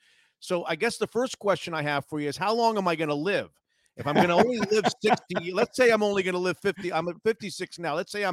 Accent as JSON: {"language": "English", "area": "Palm Beach County", "region": "Florida", "country": "United States", "tie": "born or raised there", "said": "I grew up in Palm Beach County, Florida, which is about 90 minutes north of Miami. And I grew up in the 70s there."}